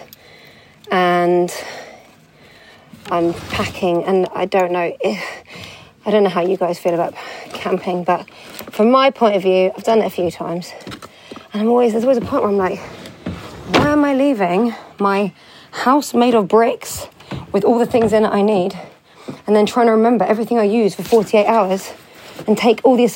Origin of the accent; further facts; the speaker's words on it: London, United Kingdom; my hometown in London